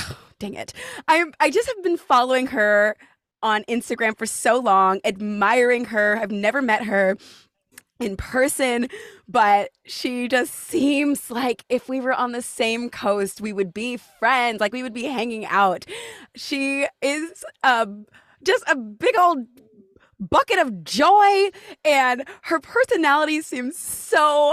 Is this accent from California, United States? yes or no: yes; California, United States; now in New York, United States; I'm from California